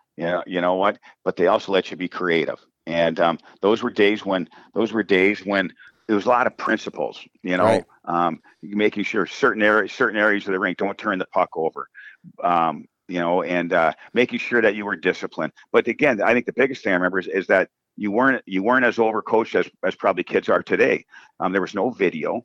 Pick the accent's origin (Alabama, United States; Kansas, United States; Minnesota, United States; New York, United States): Minnesota, United States; Coleraine; I grew up in Coleraine. That's where the high school is.